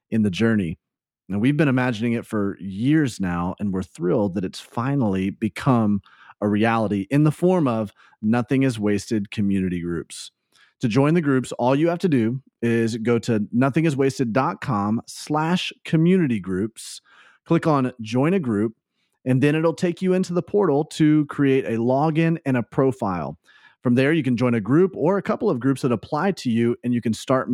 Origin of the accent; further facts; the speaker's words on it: the South, United States; I grew up in the South where, you know, double names are so prevalent anyways